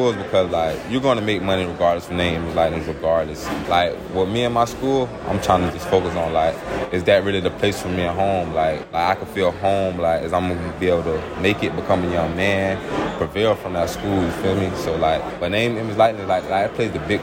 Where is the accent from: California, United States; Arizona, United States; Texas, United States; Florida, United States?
Florida, United States; Jacksonville; my hometown, Jacksonville, Florida